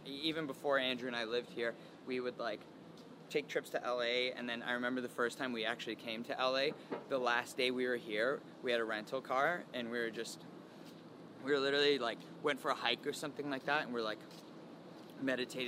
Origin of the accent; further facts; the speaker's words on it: London, Ontario, Canada; London, my hometown